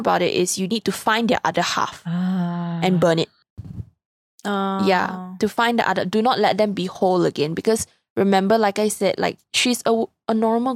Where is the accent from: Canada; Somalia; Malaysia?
Malaysia; I'm Malaysian, but like you see me butcher my own like language